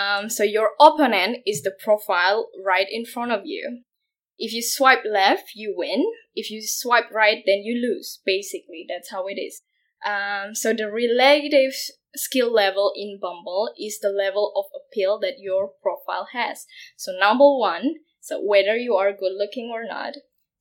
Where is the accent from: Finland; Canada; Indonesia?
Indonesia; moved away as an adult; now in Berlin, Germany; I come from Indonesia